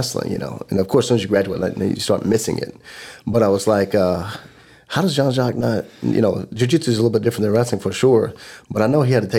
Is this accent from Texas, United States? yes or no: no; Tulsa, Oklahoma, United States; my hometown